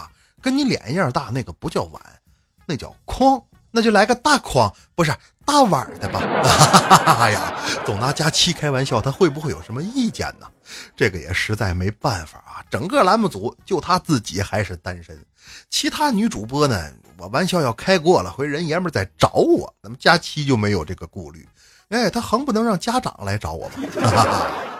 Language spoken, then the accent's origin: Chinese; Northeast China, China; 你像那次我去安徽旅游，上车之后，司机一听我是东北来的，张嘴就问